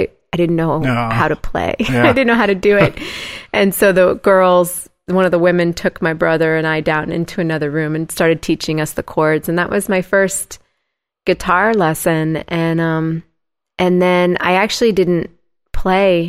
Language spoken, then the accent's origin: English; Huntington / Bridgeport, Connecticut, United States; also born or lived in Washington Depot, Connecticut; I grew up in an area called Huntington and then moved to Bridgeport, Connecticut